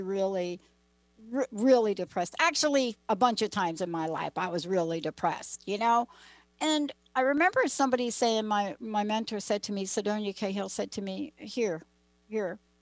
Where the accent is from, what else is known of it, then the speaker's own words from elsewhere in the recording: United States; also born or lived in New Jersey; now in Seattle, United States; I live in the Seattle area, but I'm from New York and New Jersey.